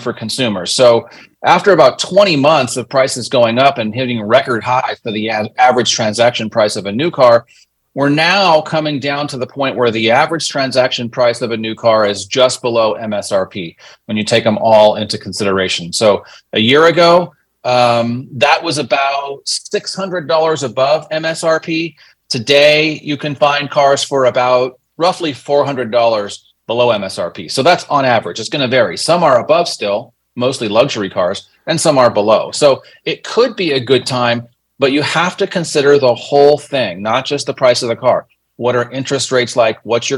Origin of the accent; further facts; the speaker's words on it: Los Angeles, California, United States; I grew up in Los Angeles